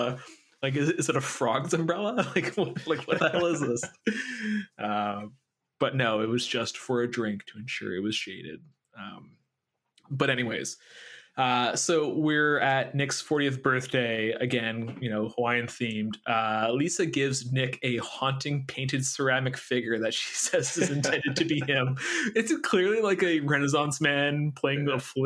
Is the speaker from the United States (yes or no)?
no; Quebec, Canada; I was born in Quebec.